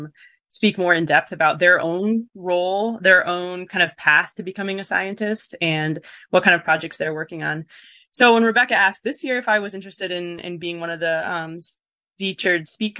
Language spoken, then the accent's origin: English; Minnesota, United States; moved away; So I grew up in a family of musicians. My parents are both classical musicians, and I grew up in Minnesota, far from here.